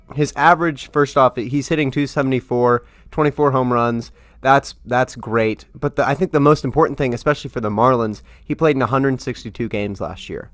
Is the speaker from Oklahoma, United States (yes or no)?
yes; Tulsa, Oklahoma, United States; moved away; I'm from Tulsa, Oklahoma